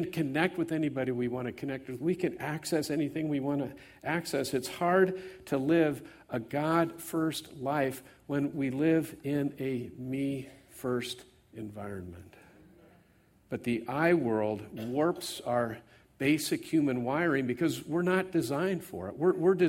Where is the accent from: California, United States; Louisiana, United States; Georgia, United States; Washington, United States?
California, United States; I grew up here in the Bay Area, and by the way, my brother and his wife Jan are here.